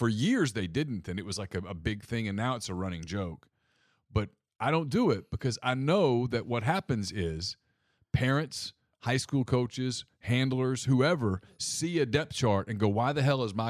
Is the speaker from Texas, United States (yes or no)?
no; Ruston, Louisiana, United States; Jack coached at Louisiana Tech and I grew up in Ruston, yeah.